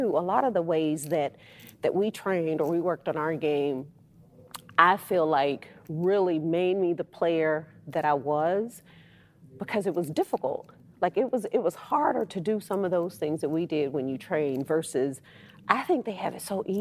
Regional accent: West Texas, United States; I'm just a little old me who came from a town of 10,000 people, West Texas.

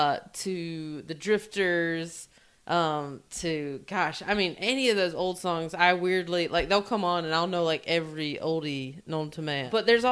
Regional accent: North Carolina, United States; I'm from North Carolina.

